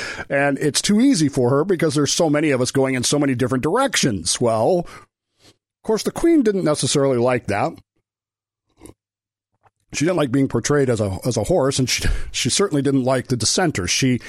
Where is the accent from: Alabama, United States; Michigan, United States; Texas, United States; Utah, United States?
Utah, United States; growing up in Utah